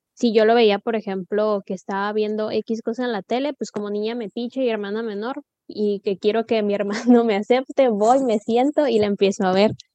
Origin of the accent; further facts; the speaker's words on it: Mexico; como mexicanos todos, todos pensamos